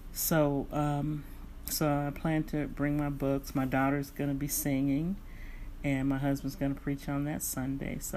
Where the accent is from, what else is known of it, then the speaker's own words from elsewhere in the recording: San Francisco Bay Area, California, United States; moved away; I was raised in the Bay Area